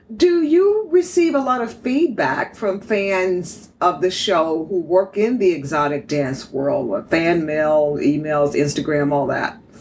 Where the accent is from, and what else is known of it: Houston, Texas, United States; born or raised there; also born or lived in Dallas, Texas